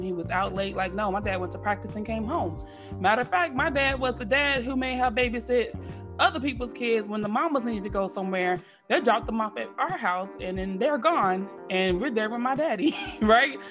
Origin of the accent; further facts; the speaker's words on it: Dallas, Texas, United States; accent: Texas twang; also born or lived in San Jose, California; I was born in San Jose, California. I'm a Cali girl, but I was raised in Texas.